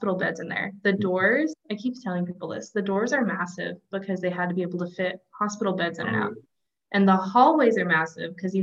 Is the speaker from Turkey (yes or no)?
no; Walla Walla, Washington, United States; I am from Walla Walla.